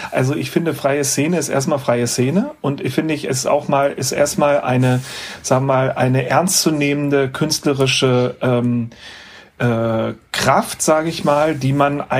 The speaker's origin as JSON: {"language": "German", "region": "Lower Saxony", "country": "Germany", "tie": "born there", "said": "So zum Beispiel, ich komme, bin ja gebürtig aus dem Landkreis Göttingen"}